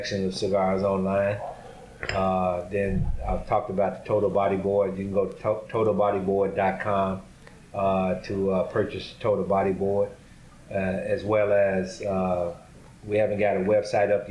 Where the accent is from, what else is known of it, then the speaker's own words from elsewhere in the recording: Tulsa, Oklahoma, United States; moved away as an adult; also born or lived in White Plains, New York; now in Stamford, United States; my hometown in Tulsa, Oklahoma